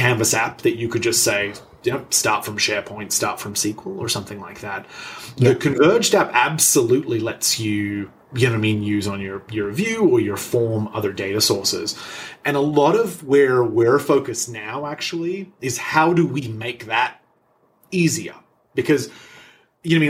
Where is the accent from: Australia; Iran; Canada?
Australia; moved away; I'm Australian